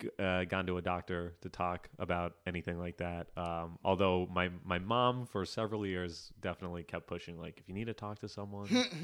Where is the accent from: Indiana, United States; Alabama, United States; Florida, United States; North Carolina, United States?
Florida, United States; Yeah, I grew up in South Florida, and they like raise athletes down there.